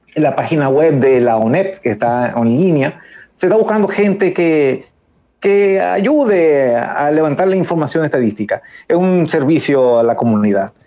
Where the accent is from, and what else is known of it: Dominican Republic; now in Canada